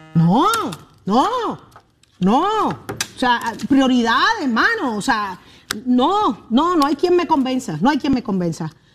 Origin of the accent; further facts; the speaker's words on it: Puerto Rico; Yo soy puertorriqueña